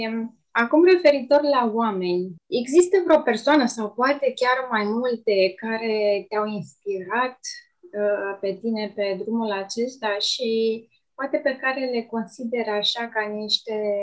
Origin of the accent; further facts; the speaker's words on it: Romania; eu am simțit uh, mândrie, așa că sunt român